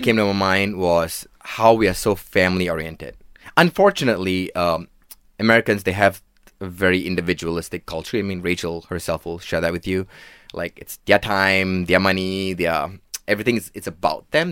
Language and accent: English; Klang, Selangor, Malaysia; Born and raised in Klang